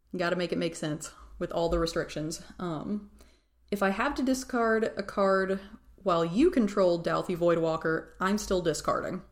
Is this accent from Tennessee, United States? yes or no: yes; Tennessee, United States; I'm from Tennessee